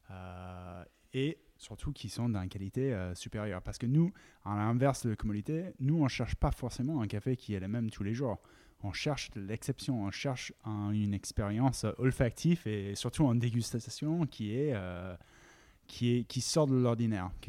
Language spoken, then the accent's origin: French; United States; French is a second language; also born or lived in United Kingdom; à la base, je suis américain et anglais et, j'ai tombé dans les cafés quand je faisais mes études aux États-Unis.